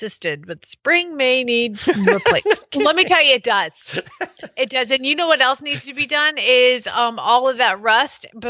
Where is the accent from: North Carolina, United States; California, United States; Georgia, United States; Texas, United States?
Georgia, United States; I'm from Georgia. I can talk like this because this is how my daddy sounds